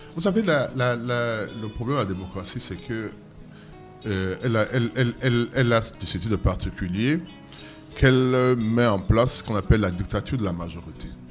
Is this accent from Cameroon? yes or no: yes; Douala, Littoral, Cameroon; also born or lived in Sanaga-Maritime; je suis né à Douala